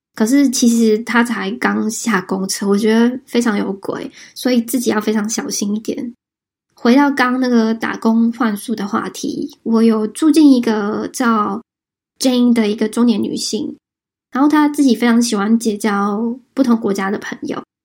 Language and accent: Chinese; Taiwan; moved away